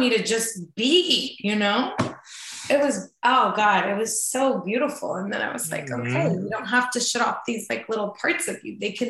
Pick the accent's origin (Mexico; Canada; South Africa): Mexico; English is a second language; moved away; I can hear an accent. Where are you from? And I'm like, oh, I'm from Mexico.